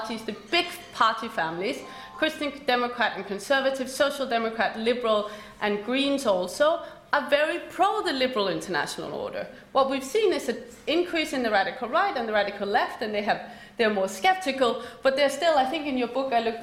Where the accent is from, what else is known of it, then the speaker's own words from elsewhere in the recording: Denmark; moved away; I grew up in Denmark.